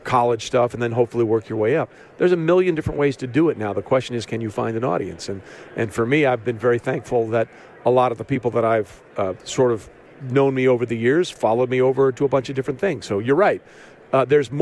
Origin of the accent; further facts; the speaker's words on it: Connecticut, United States; I grew up in Connecticut